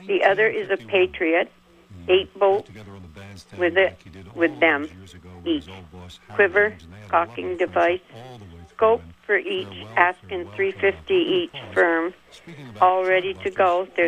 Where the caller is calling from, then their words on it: Bakersfield, California, United States; … from Bakersfield.